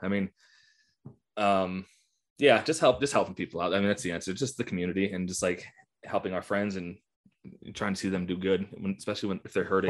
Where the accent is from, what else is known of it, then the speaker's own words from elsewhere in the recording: Buffalo, New York, United States; now in Morgantown, United States; I was born and raised in the Western New York area